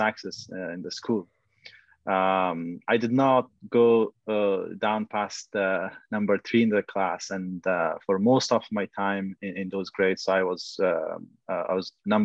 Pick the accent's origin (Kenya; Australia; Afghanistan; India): Afghanistan; Kabul; now in Vancouver, Canada; I was born in Afghanistan, in Kabul